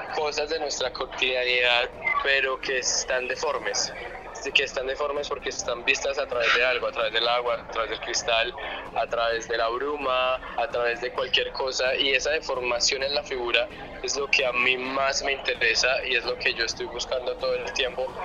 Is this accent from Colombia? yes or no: yes; Colombia; uno como colombiano